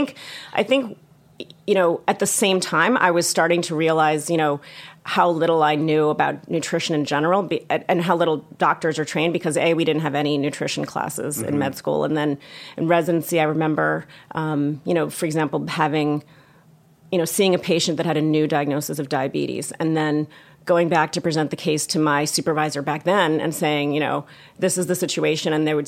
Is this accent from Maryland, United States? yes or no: yes; Baltimore, Maryland, United States; born or raised there